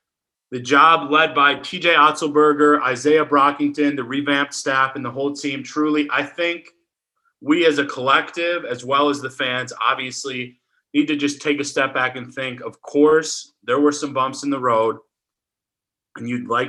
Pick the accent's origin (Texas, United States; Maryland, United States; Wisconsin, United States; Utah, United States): Wisconsin, United States; born or raised there; now in Ames, United States